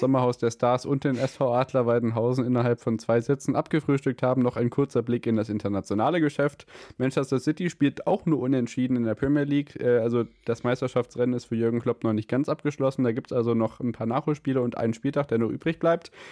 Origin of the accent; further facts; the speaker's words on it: Hesse, Germany; bei uns in Hessen